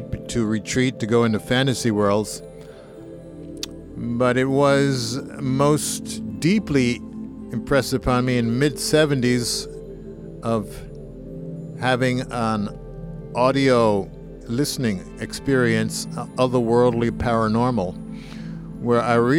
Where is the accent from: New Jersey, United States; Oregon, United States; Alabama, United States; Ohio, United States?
New Jersey, United States; also born or lived in Philadelphia; I grew up mostly in New Jersey. I was in Philadelphia about 2 years, my first 2 years of life on the planet.